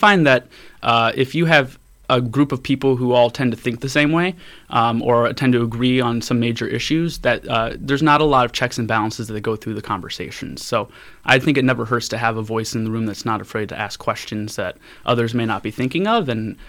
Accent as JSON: {"language": "English", "town": "Valparaiso", "region": "Indiana", "country": "United States", "tie": "born or raised there", "said": "Valparaiso, Indiana. We were part of more of the county. We were annexed."}